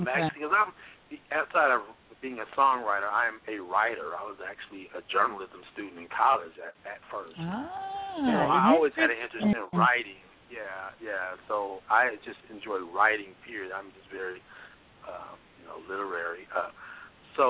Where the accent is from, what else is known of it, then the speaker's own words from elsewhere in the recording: Oklahoma, United States; I grew up in Oklahoma